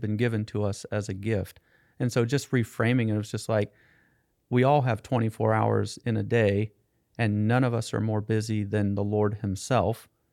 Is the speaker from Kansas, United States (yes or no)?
yes; Topeka, Kansas, United States; I grew up in Topeka, Kansas